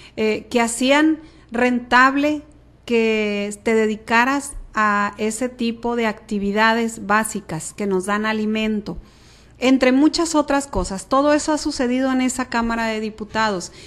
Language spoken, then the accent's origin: Spanish; Guamúchil, Sinaloa, Mexico; San Pedro pues es mi colonia, yo ahí eh, nací, crecí, corrí, caminé hasta que me casé, me salí de San Pedro.